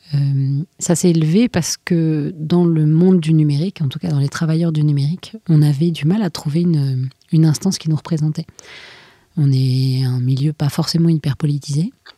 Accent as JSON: {"language": "French", "country": "France", "said": "on est français"}